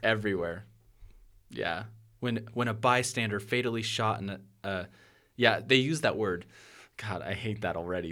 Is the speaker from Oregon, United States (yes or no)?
yes; Portland, Oregon, United States; I'm from Portland, Oregon